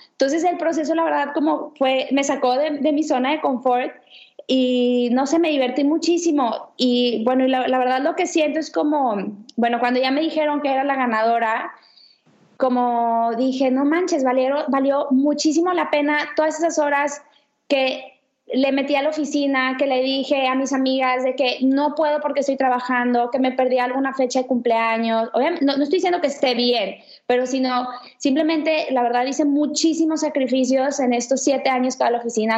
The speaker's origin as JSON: {"language": "Spanish", "town": "Ciudad Victoria", "region": "Tamaulipas", "country": "Mexico", "also_born_or_lived": "Barcelona", "moved": "yes", "lives_now": "Monterrey, Mexico", "said": "tengo 31 años y soy de Victoria, Tamaulipas."}